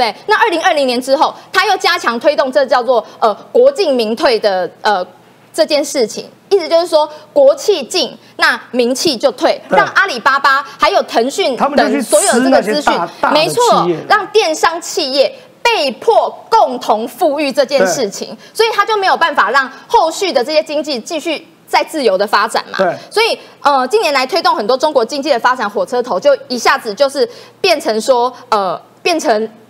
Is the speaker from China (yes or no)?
no; Taiwan; 这是因为全体人民，我们台湾人民共同努力的成果